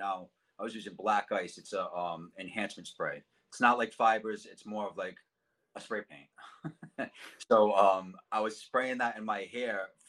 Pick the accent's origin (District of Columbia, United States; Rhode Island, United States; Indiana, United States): Rhode Island, United States; Cranston; I grew up in Cranston, Rhode Island, Knightsville area, my whole life